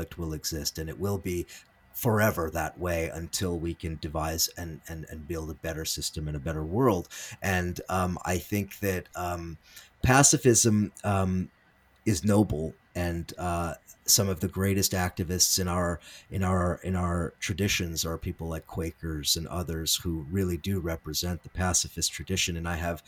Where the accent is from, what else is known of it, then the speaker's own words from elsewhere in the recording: United States; as an American living in the 21st century